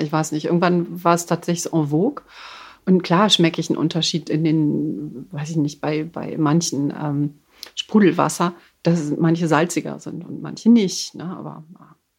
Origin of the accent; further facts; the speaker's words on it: Düsseldorf, North Rhine-Westphalia, Germany; ich bin gebürtige Düsseldorferin, bin in Hochtal groß geworden, in der Nähe von Düsseldorf.